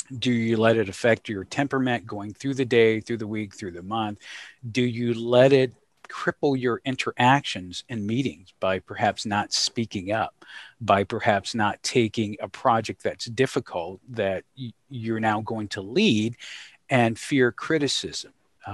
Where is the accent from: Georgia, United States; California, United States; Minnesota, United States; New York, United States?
Georgia, United States; Thinking about growing up in the South, thinking concretely about things that were discussed at the dinner table, interactions with mom and dad, and some of the challenges. And by the South, I reference to the beautiful state of Georgia. So okay. That's home for me.